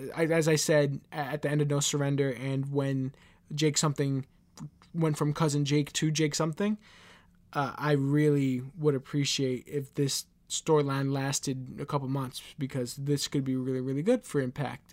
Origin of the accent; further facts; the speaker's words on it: New York City, New York, United States; I'm from Queens, New York